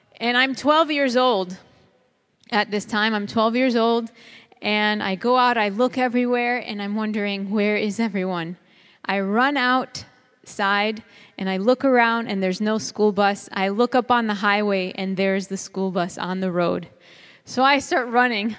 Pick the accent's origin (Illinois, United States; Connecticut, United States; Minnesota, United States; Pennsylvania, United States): Illinois, United States; Chicago; I grew up in Chicago, and that's a concrete jungle